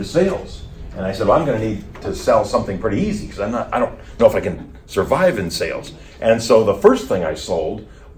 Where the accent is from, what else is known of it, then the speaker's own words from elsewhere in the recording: Colorado, United States; also born or lived in Wisconsin / Huntington, West Virginia; I was born in Wisconsin and grew up in Colorado